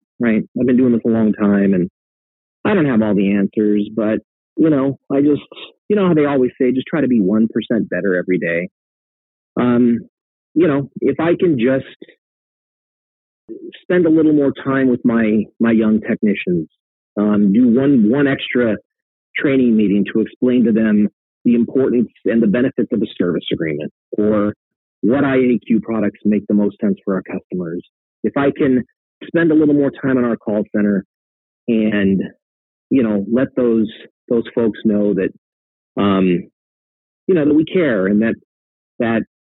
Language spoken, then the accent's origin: English; Colorado, United States; now in Los Angeles, United States; My family's in Denver, right? I'm from Colorado.